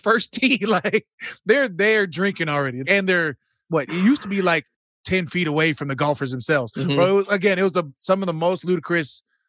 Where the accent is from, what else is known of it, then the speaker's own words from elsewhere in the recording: Phoenix, Arizona, United States; I'm from Phoenix